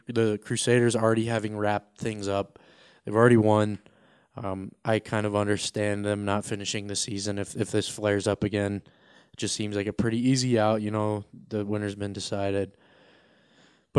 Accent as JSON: {"language": "English", "region": "Colorado", "country": "United States", "said": "I'm from Colorado"}